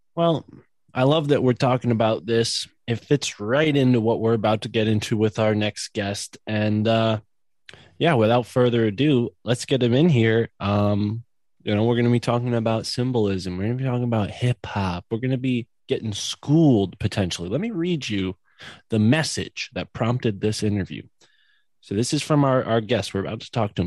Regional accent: East Coast, United States; I grew up on the East Coast

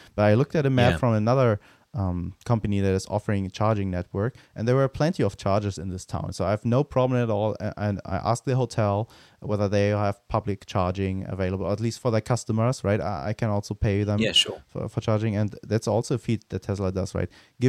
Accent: Germany; near my hometown where I grew up, they're also building one because it's also next to the Autobahn.

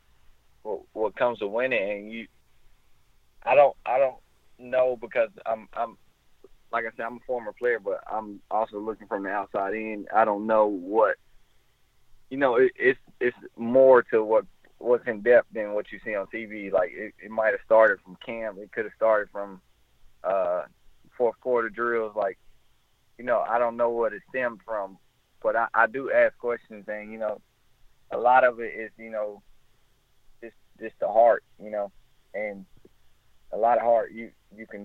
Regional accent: Orlando, Florida, United States; we're from Orlando together.

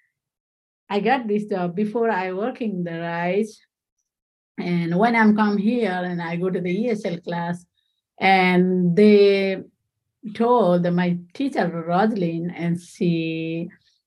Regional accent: Nepal; English is a second language; moved away as an adult; now in Central New York, United States; I'm from Nepal.

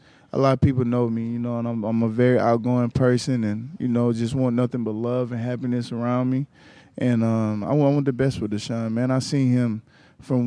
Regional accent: Gainesville, Georgia, United States; moved away as an adult; now in Tampa, United States; I'm from Gainesville, Georgia

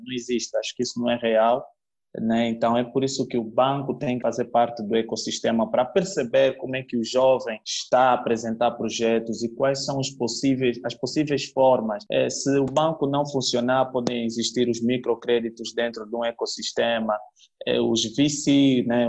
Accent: Cabinda, Angola; now in Luanda, Angola; da terra de Cabinda de onde eu sou

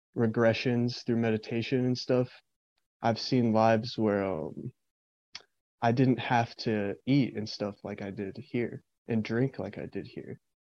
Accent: East Tennessee, United States; I grew up in East Tennessee, lived here all my life.

